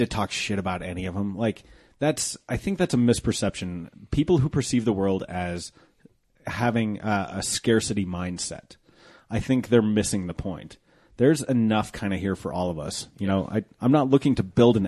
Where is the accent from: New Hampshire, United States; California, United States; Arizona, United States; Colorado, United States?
Colorado, United States; 16th and Youngfield; I grew up 16th in Youngfield.